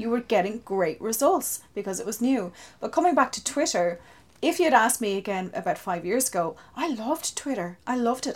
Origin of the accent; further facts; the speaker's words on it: Wexford, Leinster, Ireland; now in St Mullins, Ireland; I'm originally from Wexford, living in the beautiful Saint Mullins at the moment.